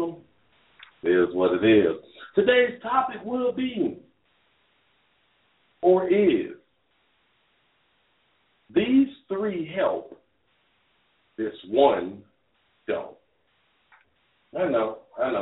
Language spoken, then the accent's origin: English; Dade County, Florida, United States; I'm from Dade County